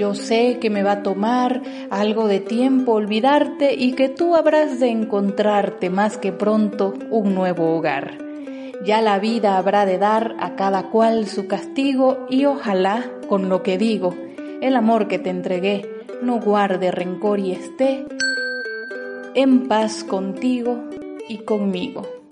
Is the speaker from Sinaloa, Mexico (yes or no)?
no; Oaxaca, Mexico; soy decimista oaxaqueña